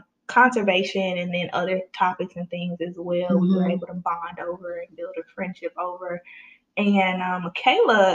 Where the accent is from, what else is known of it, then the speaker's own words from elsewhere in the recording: Jackson, Mississippi, United States; I'm from Jackson